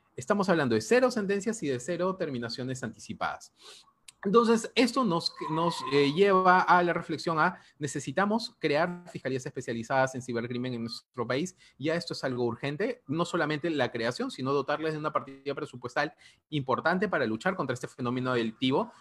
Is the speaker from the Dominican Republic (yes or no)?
no; Peru